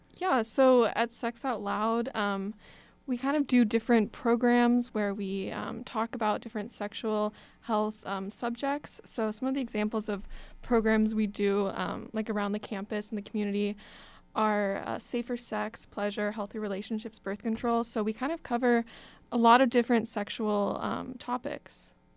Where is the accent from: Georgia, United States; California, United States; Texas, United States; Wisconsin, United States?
Texas, United States; moved away as an adult; now in Madison, United States; I'm from Texas